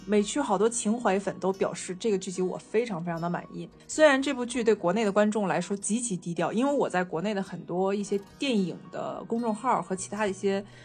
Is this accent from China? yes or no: yes; China; 虽然我们那头身在法国，但是我们身为中国人